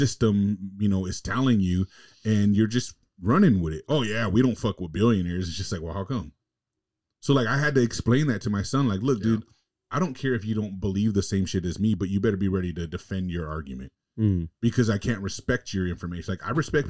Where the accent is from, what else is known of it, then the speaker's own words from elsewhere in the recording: California, United States; moved away; growing up in California in the hood